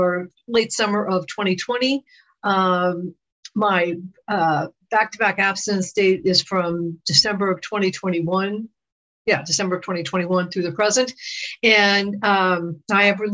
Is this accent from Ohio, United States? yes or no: no; New York, United States; I'm born and raised in New York